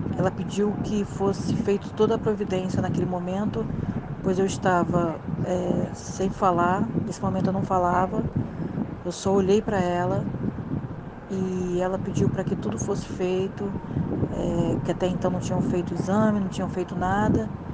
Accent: Rio de Janeiro, Brazil; eu sou do Rio de Janeiro

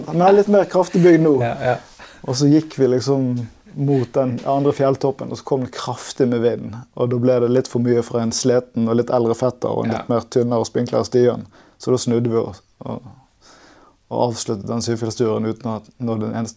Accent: Tromsø, Troms, Norway; Jeg er fra Tromsø.

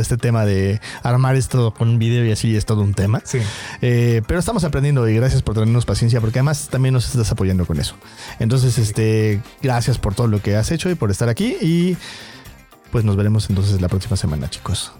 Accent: Mexico; como mexicanos

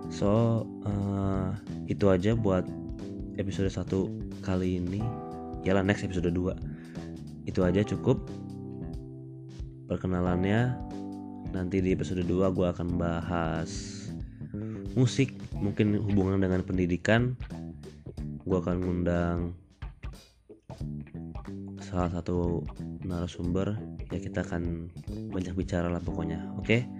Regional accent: Jakarta, Indonesia; born there; Iya, gue orang Batak, tapi lahir di Jakarta, lahir di rumah sakit Tebet, tahun 95.

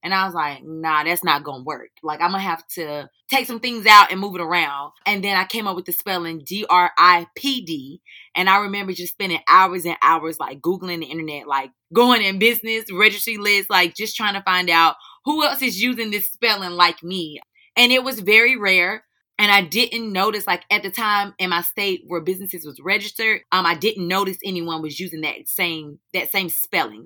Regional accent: High Point, North Carolina, United States; I'm originally from High Point, North Carolina

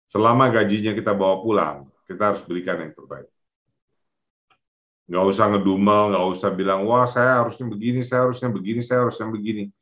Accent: Pekanbaru, Riau, Indonesia; born there; also born or lived in Jakarta; mereka merantau dari kampung di Payakumbuh sana, kemudian ke Pekanbaru, saya lahir di Pekanbaru, kemudian ke Jakarta.

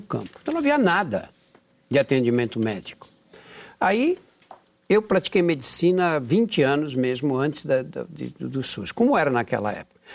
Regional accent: São Paulo, Brazil; quando eu era menino, nasci no Brás, é um bairro da Zona Leste de São Paulo, o primeiro bairro da Zona Leste, bairro operário.

